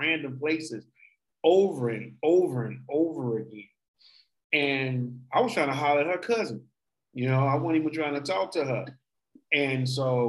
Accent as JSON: {"language": "English", "town": "Chicago", "region": "Illinois", "country": "United States", "moved": "yes", "said": "We're from Chicago, Illinois, originally."}